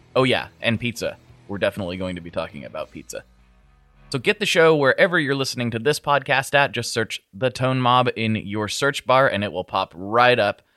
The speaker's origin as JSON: {"language": "English", "area": "Anne Arundel County", "region": "Maryland", "country": "United States", "also_born_or_lived": "Annapolis, Maryland", "said": "a county south of here, Anne Arundel County."}